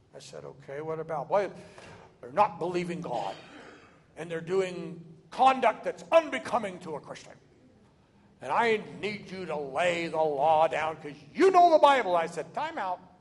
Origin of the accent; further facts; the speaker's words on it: Oregon, United States; moved away as an adult; now in Texas, United States; I'm from Oregon